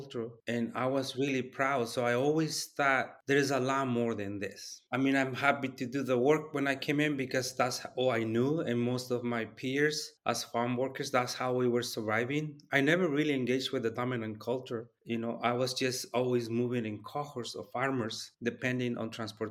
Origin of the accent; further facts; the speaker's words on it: Guerrero, Mexico; now in Oregon, United States; I'm from the Nahuatl community, from the state of Guerrero, what is known now as Guerrero, Mexico.